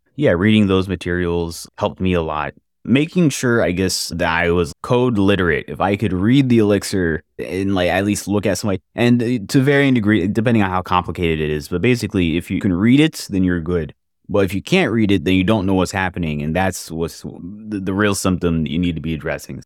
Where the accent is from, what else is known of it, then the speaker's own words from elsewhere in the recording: Jacksonville, Florida, United States; I am from Jacksonville, Florida, software developer